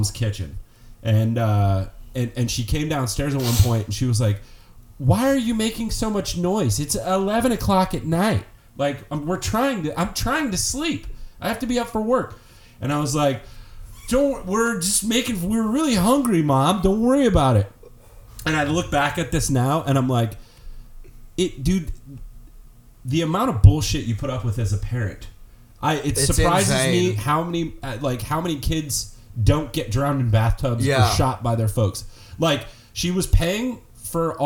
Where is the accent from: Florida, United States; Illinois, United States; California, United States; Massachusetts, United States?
California, United States; Oakland; growing up in Oakland